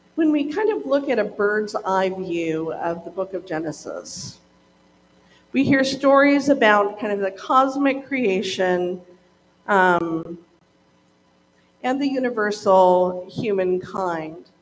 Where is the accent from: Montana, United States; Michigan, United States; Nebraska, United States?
Montana, United States; moved away as an adult; also born or lived in Oregon; I grew up in Montana